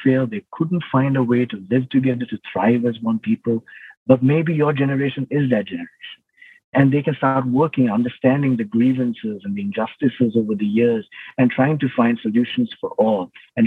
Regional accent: Sri Lanka; growing up in Sri Lanka, all my life up to the early 30s, we were in the midst of a civil war

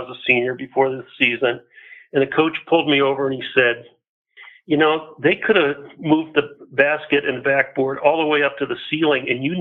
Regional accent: Boulder, Colorado, United States; I was born in Boulder, so I'm an unusual individual that way, and went to school all the way through Fairview High School in Boulder

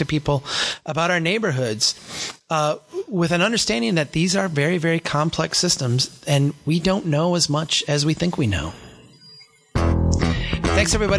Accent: Brainerd, Minnesota, United States; Brainerd, my hometown here

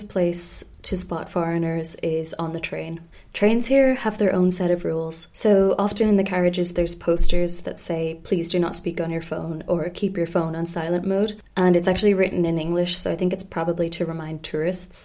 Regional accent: Ireland; moved away; also born or lived in Spain; being Irish

